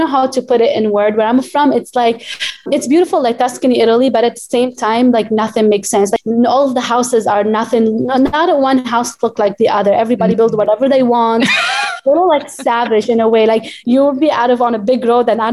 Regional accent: Baalbek, Baalbek-Hermel, Lebanon; English is a second language; moved away as an adult; also born or lived in Charleston, South Carolina, United States; now in New York, United States; I am from Bekaa Valley, which is located 2 hours away from Beirut

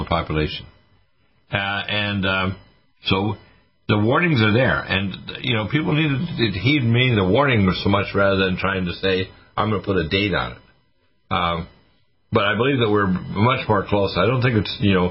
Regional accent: Nova Scotia, Canada; also born or lived in Detroit / Toronto; I was born in Detroit and raised in Nova Scotia

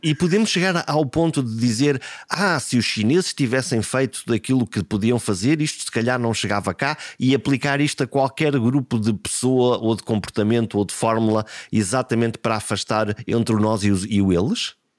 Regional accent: Portugal; aquilo que nós somos como portugueses

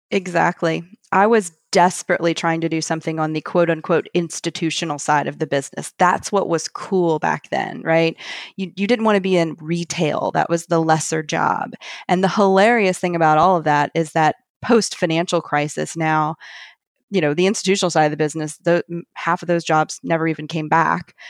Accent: Montgomery, Alabama, United States; moved away as an adult; also born or lived in Athens, Georgia / New York; now in New Orleans, United States; my hometown of Montgomery, Alabama

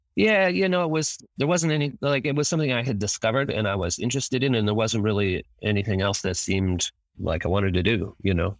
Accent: Eugene, Oregon, United States; I was growing up in Eugene, Oregon, and went to the U of O for a while

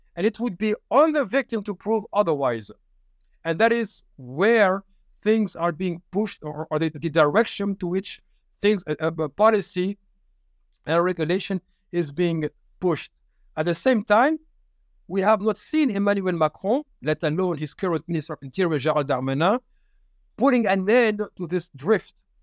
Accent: Paris, Île-de-France, France; I'm from Paris, born and raised

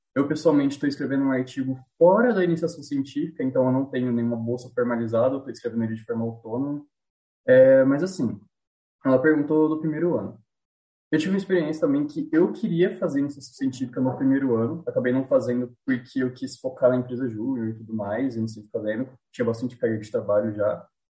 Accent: near the Minas Gerais border, interior of São Paulo, Brazil; eu sou de uma cidadezinha do interior aqui de São Paulo, é, divisa com Minas aqui

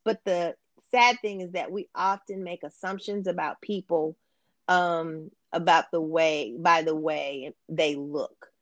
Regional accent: Champaign, Illinois, United States; I am originally from Champaign, Urbana, Illinois

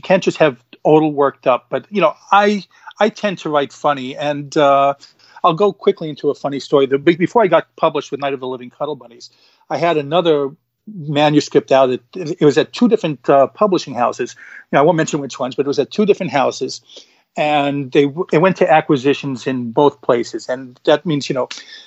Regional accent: New York City, New York, United States; Devin lives in the town of Gravesend, which is coincidentally the town that I'm from in Brooklyn, New York. I know you can't tell from the accent that I am from New York

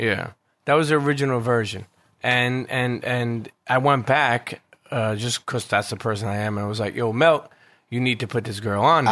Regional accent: New York City, New York, United States; also born or lived in Bensonhurst, Brooklyn; growing up in Coney Island and then moving to Bensonhurst

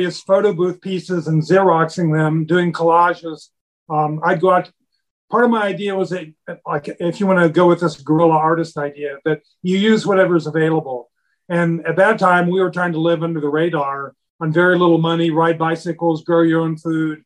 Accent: Richmond, Indiana, United States; also born or lived in Memphis, Tennessee; now in Bloomington, United States; I grew up in Richmond, graduated Richmond Senior High School, then came down here to IU, and I just never left

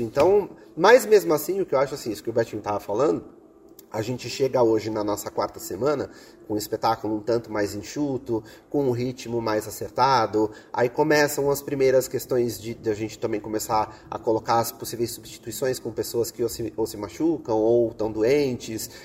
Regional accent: Brazil; nós, como brasileiros

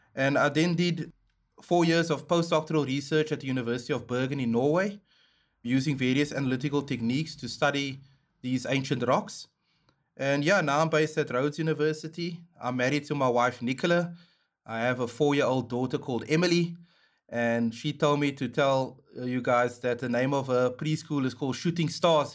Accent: Cape Town, Western Cape, South Africa; I was born in Cape Town, and I grew up in Mitchells Plain in Grassy Park

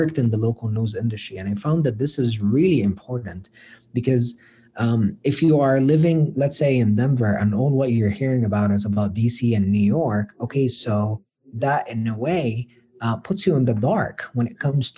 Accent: Cairo, Cairo Governorate, Egypt; moved away as an adult; also born or lived in Colorado, United States; now in United States; being from Egypt, and I'm from Cairo, so this is the capital

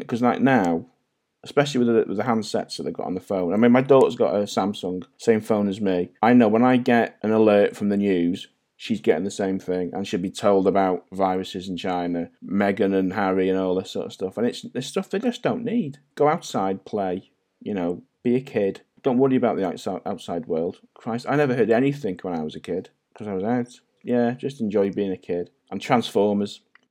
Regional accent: St Asaph, Wales, United Kingdom; But yeah, I am Welsh, fully Welsh. I don't sound Welsh. No one does in North Wales. We all sound Scouse.

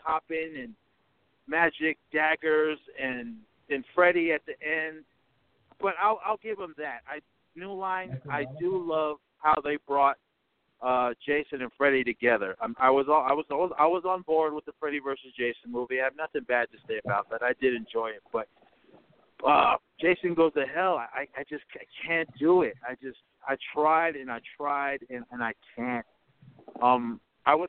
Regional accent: Oakland, California, United States; I grew up in Oakland, California

